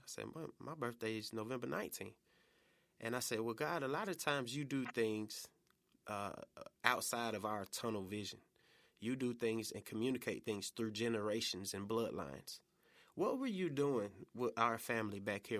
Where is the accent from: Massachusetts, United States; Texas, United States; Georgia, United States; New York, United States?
Georgia, United States; College Park; moved away as an adult; also born or lived in Atlanta; now in Memphis, United States; Atlanta, uh, by way of College Park